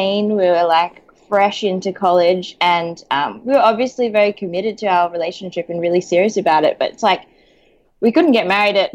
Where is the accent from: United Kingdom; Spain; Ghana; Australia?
Australia; the church that I grew up in Australia was a split church